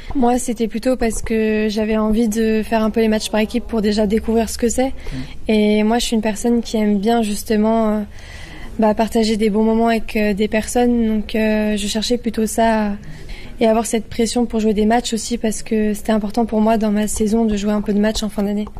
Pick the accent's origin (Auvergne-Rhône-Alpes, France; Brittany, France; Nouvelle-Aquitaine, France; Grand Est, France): Auvergne-Rhône-Alpes, France; Lyon; now in Cannes, France; je suis lyonnaise, j'ai mes parents qui vivent à Lyon, moi je vis vers Cannes